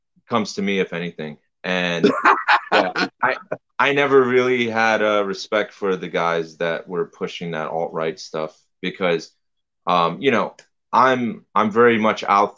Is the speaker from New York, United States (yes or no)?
yes; New York City, New York, United States; I'm from New York City. I grew up right wing, you know, conservative household.